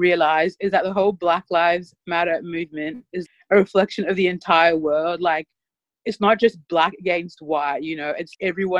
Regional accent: Papua New Guinea; now in Australia; I'm from Papua New Guinea, so I am Black, I guess.

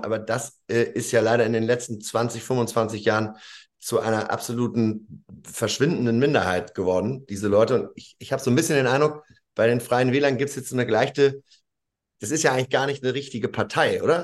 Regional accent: Lower Saxony, Germany; das bin ja auch Niedersachse

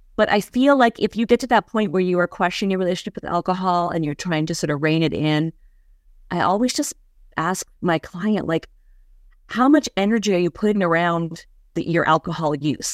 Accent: Western Canada, Canada; moved away as an adult; also born or lived in New York City; I moved from Western Canada, where I grew up, near the Rocky

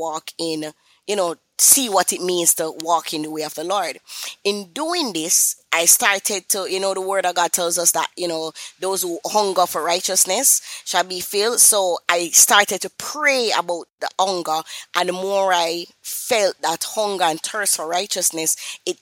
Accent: Kingston, Jamaica; I am from Kingston, Jamaica, and, you know, persons might say, that accent sound a little bit familiar

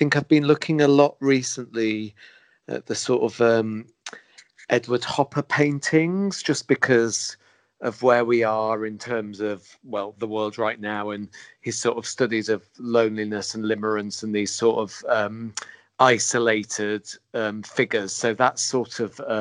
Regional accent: England, United Kingdom; our obsession as English people

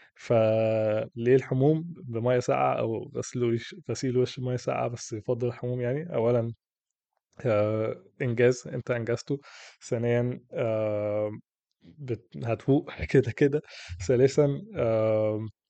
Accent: Egypt; عندنا في مصر

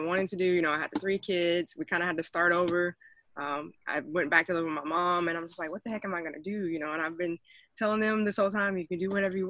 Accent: Texas, United States; now in Atlanta, United States; I'm from Texas. I actually live in Atlanta, Georgia now.

